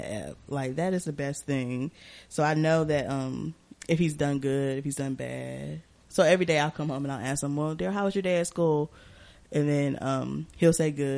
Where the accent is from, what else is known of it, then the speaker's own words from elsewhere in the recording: Durham, North Carolina, United States; we from Durham